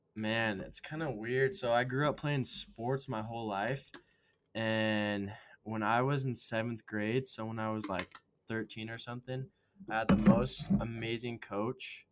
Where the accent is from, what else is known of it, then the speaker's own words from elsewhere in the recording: Las Vegas, Nevada, United States; moved away as an adult; now in Utah, United States; I'm from Las Vegas